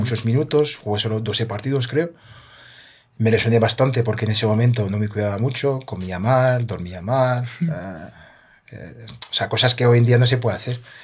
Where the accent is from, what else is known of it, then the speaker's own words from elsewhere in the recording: a town 30 km south of Paris, Île-de-France, France; Spanish is a second language; moved away as an adult; also born or lived in Martinique (parents' origin) / Spain; crecí yo en un pueblo a 30 kilómetros de París, al sur de París